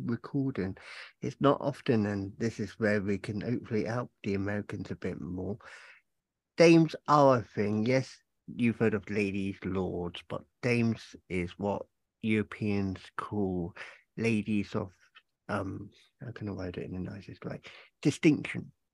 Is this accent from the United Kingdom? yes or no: yes; England, United Kingdom; moved away; I'm originally from England